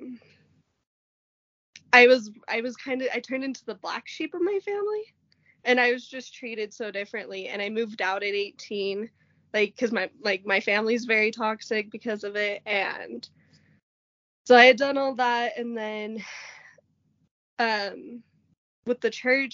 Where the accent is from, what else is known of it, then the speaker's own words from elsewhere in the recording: Logan, Utah, United States; I was born in Logan, Utah